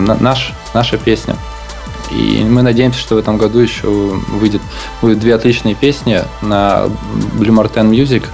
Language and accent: Russian; Krasnoyarsk, Krasnoyarsk Krai, Russia; moved away; я из Красноярска